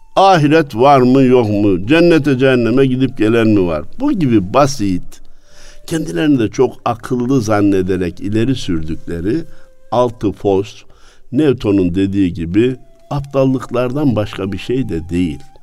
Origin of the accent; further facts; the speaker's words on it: Kayseri Province, Turkey; memleketim olan Kayseri'den